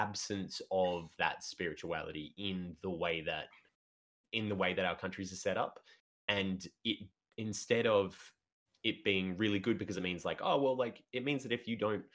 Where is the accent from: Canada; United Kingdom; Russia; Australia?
Australia; we are Australian, all of us.